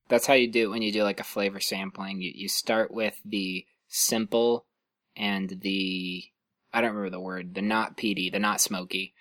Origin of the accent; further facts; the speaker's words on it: Lancaster, California, United States; moved away as an adult; also born or lived in Illinois / Ohio; now in Santa Cruz, United States; where I grew up in Lancaster